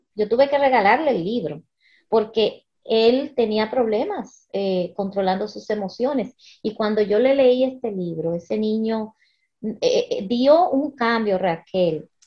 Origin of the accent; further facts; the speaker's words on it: United States; now in Dominican Republic; yo nací, me crié en, Estados Unidos, pero mis padres eh, son dominicanos